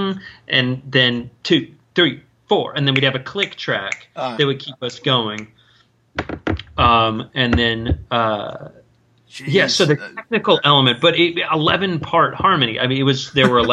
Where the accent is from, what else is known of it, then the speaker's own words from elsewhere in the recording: Northern California, United States; now in Edgewater, United States; I was from Northern California, so but I had family that were actors